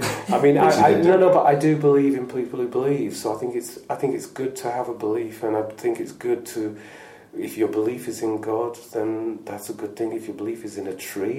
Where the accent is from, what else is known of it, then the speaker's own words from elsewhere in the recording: Lancashire, North West England, United Kingdom; also born or lived in Manchester; It is where I'm from